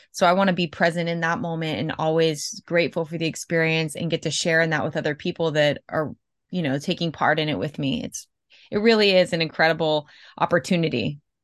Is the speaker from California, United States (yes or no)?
no; Tampa, Florida, United States; I'm from Tampa, Florida